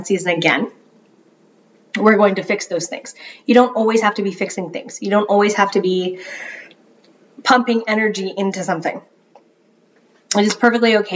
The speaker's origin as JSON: {"language": "English", "region": "Florida", "country": "United States", "moved": "yes", "lives_now": "North Carolina, United States", "said": "I'm from Florida originally"}